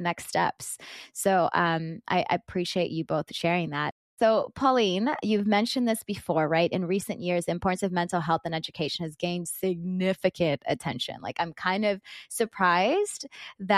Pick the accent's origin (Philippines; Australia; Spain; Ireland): Philippines; being Filipino